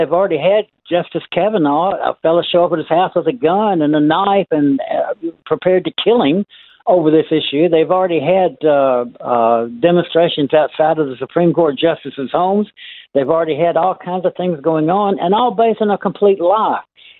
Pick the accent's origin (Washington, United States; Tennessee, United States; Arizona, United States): Tennessee, United States; accent: American; moved away as an adult; now in Australia; Tennessee, my home state